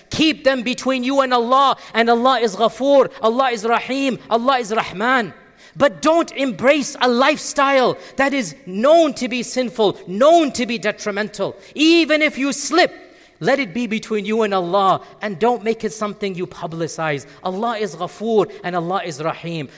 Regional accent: United States; as Americans

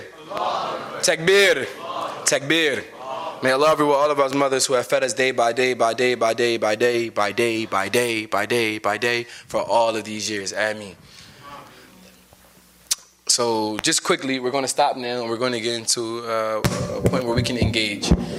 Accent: United States

